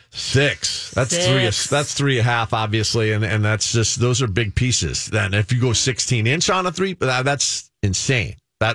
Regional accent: California, United States; moved away; I grew up in California.

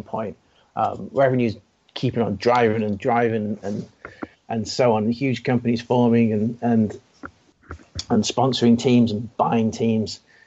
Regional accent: Wales, United Kingdom; a Welshman

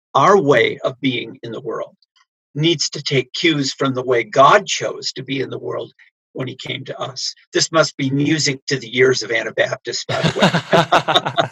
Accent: United States; I'm an American

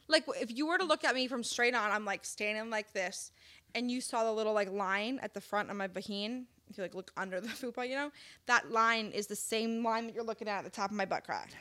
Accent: Wisconsin, United States; moved away; I'm from Wisconsin

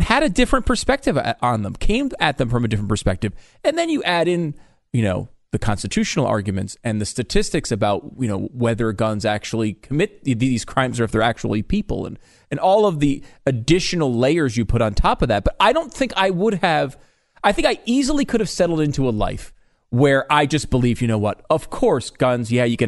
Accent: Connecticut, United States; Of course, I grew up in Connecticut. There was like, I think there's one gun in the state.

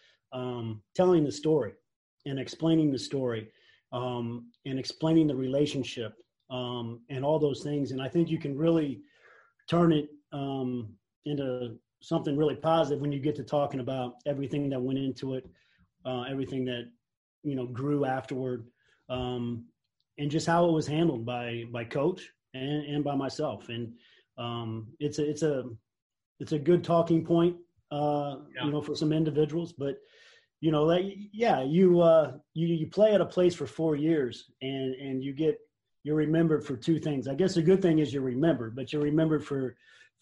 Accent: Indiana, United States; I'm from Indiana

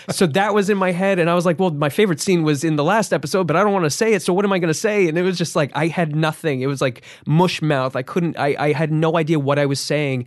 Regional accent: New Jersey, United States; I grew up in New Jersey.

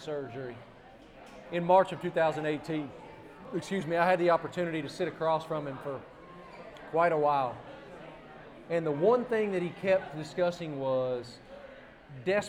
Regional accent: Appalachia, United States; It's where we're from. I grew up in Appalachia

